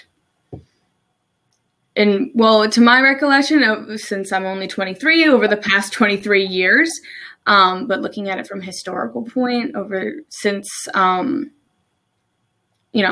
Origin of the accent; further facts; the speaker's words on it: New Jersey, United States; moved away as an adult; also born or lived in Maryland; now in Salisbury, Maryland, United States; I'm originally from New Jersey. I moved to Maryland about almost 3 years ago now